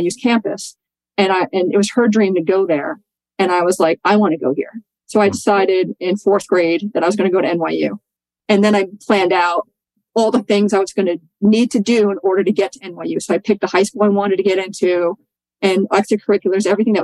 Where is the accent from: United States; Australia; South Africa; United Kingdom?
United States; New York City, New York; I grew up in Staten Island, New York, and I was very blue collar, working class family.